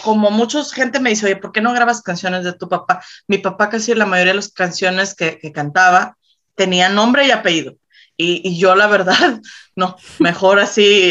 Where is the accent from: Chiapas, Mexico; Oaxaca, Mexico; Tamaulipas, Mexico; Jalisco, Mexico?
Tamaulipas, Mexico; Reynosa; yo soy de Reynosa, Tamaulipas